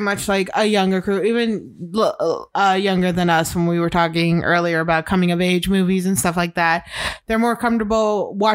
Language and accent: English; Illinois, United States; I am from middle America. I'm from Illinois